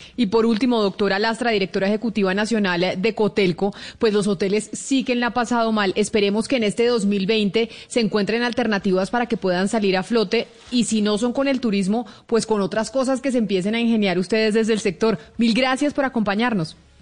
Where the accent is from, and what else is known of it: Colombia